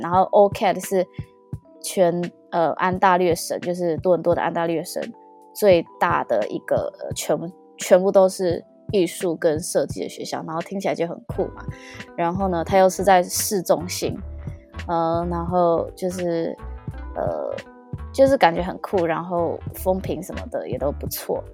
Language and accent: Chinese; Taiwan; now in Toronto, Canada; 真的真的是跟我们台湾人会想象的不太一样